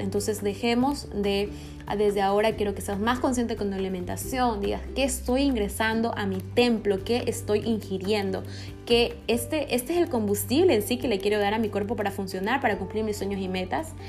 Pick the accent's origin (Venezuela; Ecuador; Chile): Ecuador; aquí en Ecuador, eh, yo soy de Ecuador